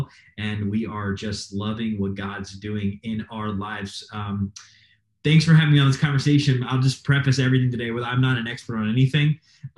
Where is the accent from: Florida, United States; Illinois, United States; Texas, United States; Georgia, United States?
Florida, United States; moved away as an adult; also born or lived in Nevada; now in Toledo, United States; I'm from Florida